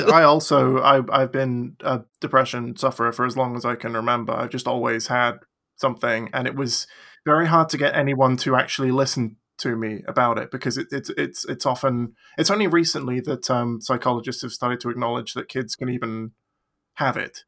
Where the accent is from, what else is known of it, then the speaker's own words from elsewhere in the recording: England, United Kingdom; I am from England